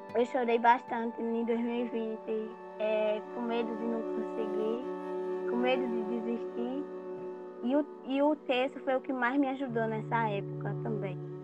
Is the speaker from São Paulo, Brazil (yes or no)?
no; Araçu, Bahia, Brazil; eu sou de, da Bahia, Araçu, Bahia